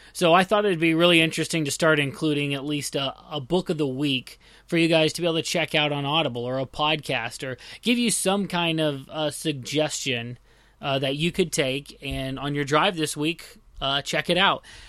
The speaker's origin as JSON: {"language": "English", "region": "the South", "country": "United States", "said": "I'm from the South"}